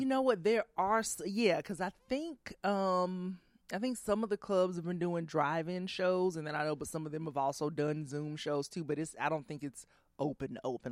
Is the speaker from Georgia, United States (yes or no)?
yes; Columbus, Georgia, United States; moved away as an adult; also born or lived in New York / Washington, D.C.; I grew up in Georgia.